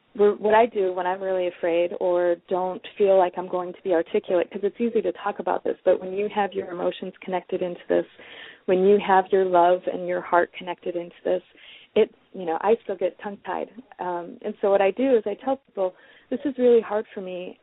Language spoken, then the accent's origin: English; Detroit, Michigan, United States; moved away; also born or lived in West Coast; I'm originally from Detroit, and um, Detroit people are often very outspoken. And so there is definitely part of that within the way that I was raised to be outspoken